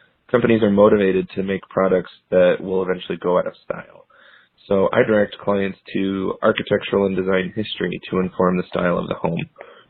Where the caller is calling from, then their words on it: Salt Lake City, Utah, United States; I'm calling from Salt Lake City, Utah.